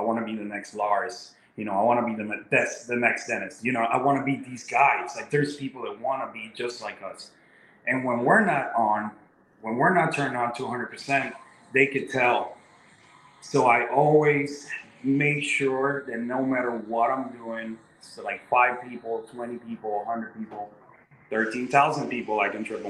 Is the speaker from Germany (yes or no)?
no; Puerto Rico; now in Chicago, United States; I'm a Chicago boy because I moved from Puerto Rico to Chicago and I lived there for 7 years. So I always tell people that that's the city that built me and made me into a man.